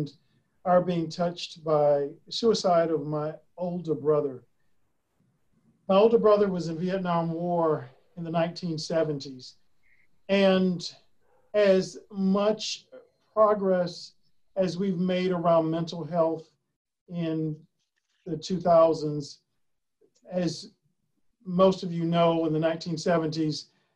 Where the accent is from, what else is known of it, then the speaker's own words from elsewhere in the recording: Starke, Florida, United States; my hometown, Stark, Florida